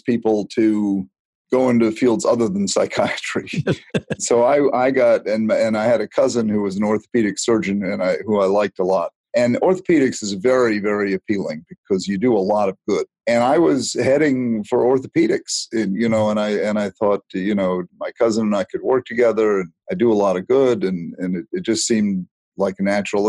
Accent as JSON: {"language": "English", "town": "Chatham", "region": "Massachusetts", "country": "United States", "tie": "born or raised there", "said": "she came back and lived out her life on Cape Cod and Chatham, where the rest of my family was, which I consider my hometown."}